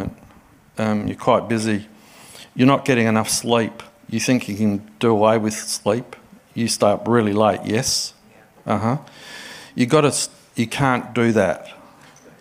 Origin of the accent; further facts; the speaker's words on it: Adelaide, South Australia, Australia; moved away as an adult; now in Sydney, Australia; it's wonderful to be in Adelaide. Adelaide's my hometown.